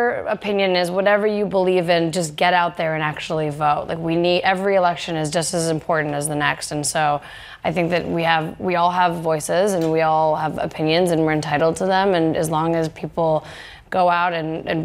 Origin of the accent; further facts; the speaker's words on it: Canada; I'm Canadian